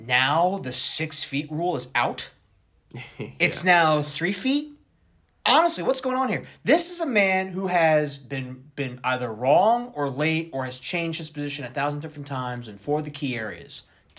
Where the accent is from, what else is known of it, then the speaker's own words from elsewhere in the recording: New Jersey, United States; I mean, you and I, growing up in Jersey, man, how many times, how many impeachable and downright criminal acts have Democrats committed in Trenton and nothing's happened?